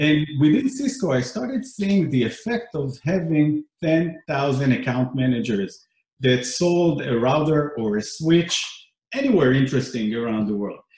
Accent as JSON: {"language": "English", "country": "Israel", "tie": "born or raised there", "moved": "yes", "said": "I grew up in Israel"}